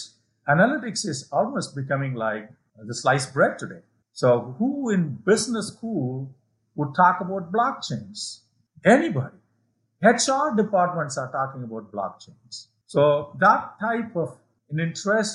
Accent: India; moved away; my hometown now in India, where I grew up

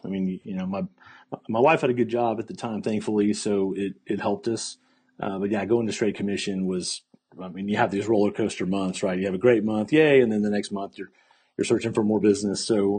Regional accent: Fort Worth, Texas, United States; now in Austin, United States; Yes, so I grew up in Fort Worth, Texas, and live in Austin now, so just up the road, and moved.

